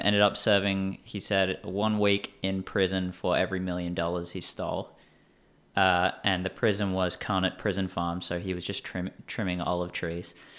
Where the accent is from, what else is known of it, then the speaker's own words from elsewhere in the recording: Perth, Western Australia, Australia; my hometown of Perth.